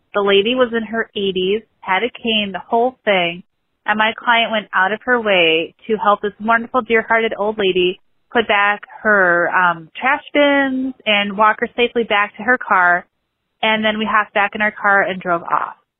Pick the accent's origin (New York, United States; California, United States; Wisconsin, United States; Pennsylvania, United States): Wisconsin, United States; New Berlin; I'm from New Berlin, Wisconsin, but right now I'm in Chicago Heights, Illinois